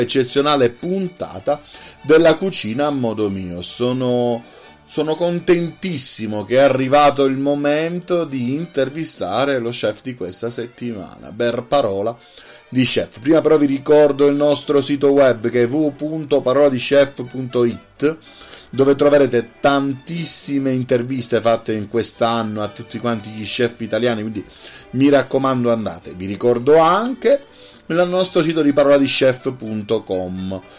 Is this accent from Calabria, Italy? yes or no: yes; Calabria, Italy; io sono calabrese